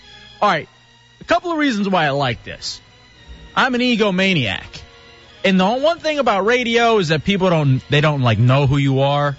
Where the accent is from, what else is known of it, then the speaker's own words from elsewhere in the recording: Texas, United States; But the Texas thing is just perfect, because that's me. I'm a Texan. I'm a great Texan. I'm the greatest Texan, in fact.